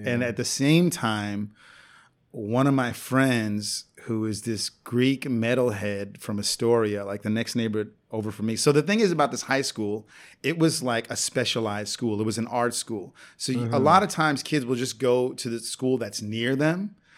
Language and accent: English; Puerto Rico; born there; I'm actually Puerto Rican. I was born in Puerto Rico.